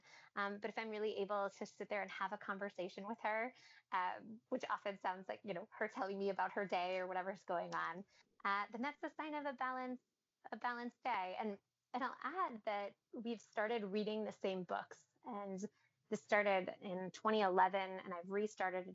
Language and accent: English; New Orleans, Louisiana, United States; being born and raised in New Orleans